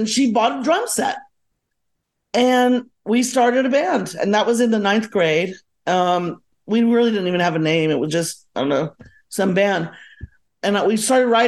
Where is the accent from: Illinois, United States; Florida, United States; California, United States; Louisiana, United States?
Florida, United States; Miami; also born or lived in Coral Gables, Florida / Kendall, Florida / Gainesville, Florida; I was born in Miami